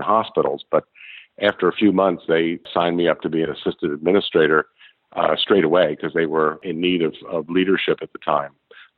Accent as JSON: {"language": "English", "area": "outside of Philadelphia", "region": "New Jersey", "country": "United States", "tie": "born or raised there", "said": "I grew up outside of Philadelphia in New Jersey"}